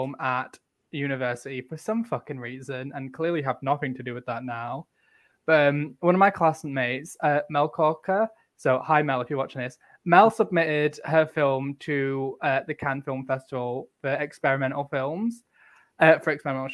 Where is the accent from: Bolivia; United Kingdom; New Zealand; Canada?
United Kingdom; Northumbria, North East England; I'm Northumbrian. I'm European. And all the way down here, I'm British. And even below that, I'm English.